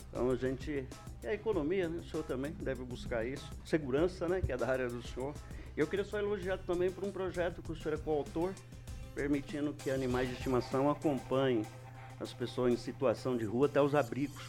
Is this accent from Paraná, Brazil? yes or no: yes; Alvoradão, Paraná, Brazil; A gente cresceu no Alvoradão ali